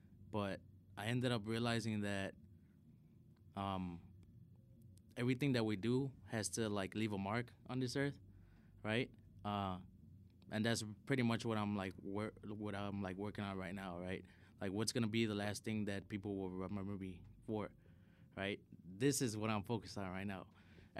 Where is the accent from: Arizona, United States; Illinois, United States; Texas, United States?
Illinois, United States; Chicago; Well, for me, like, I'm from the South Side of Chicago, right? And, like, there's a lot of crazy shit that happens in the South Side.